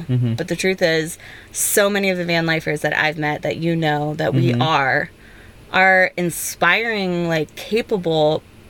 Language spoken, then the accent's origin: English; outside of Portland, Oregon, United States; moved away; I grew up in Oregon.